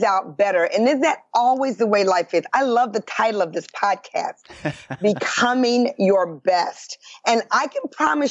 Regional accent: Detroit, Michigan, United States; I'm from Detroit, Michigan, born and raised in the Midwest

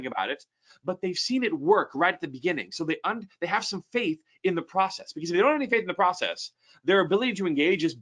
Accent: United States; as an American

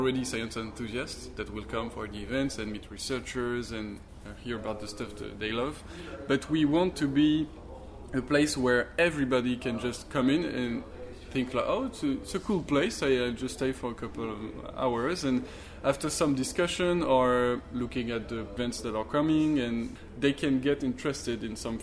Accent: Toulouse, Occitania, France; we are from Toulouse.

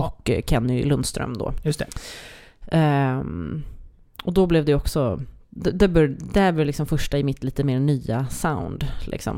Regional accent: Sweden; first language Swedish; som svensk med det som modersmål

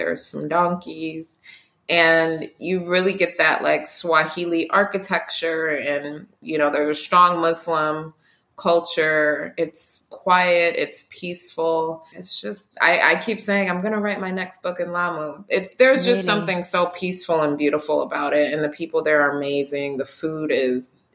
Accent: Detroit, Michigan, United States; I grew up in Detroit.

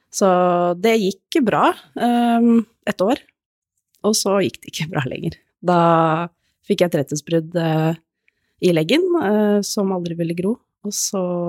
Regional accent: Hokksund, Buskerud, Norway; moved away as an adult; now in Nittedal, Norway; jeg er oppvokst i Hokksund, Norges navle

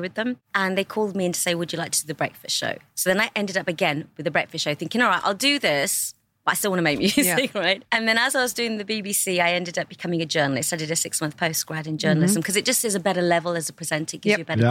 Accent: Birmingham, West Midlands, United Kingdom; now in Dubai, United Arab Emirates; my hometown in Birmingham

